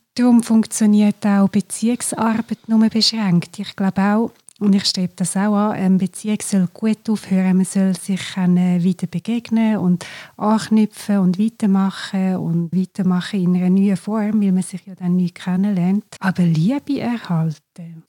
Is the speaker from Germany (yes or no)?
no; Glarus, Switzerland; ich komme aus dem Glarnerland